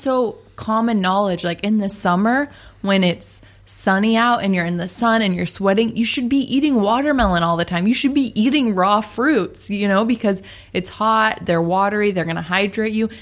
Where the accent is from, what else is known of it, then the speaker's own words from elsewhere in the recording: Seattle, Washington, United States; moved away; we're from Seattle, Washington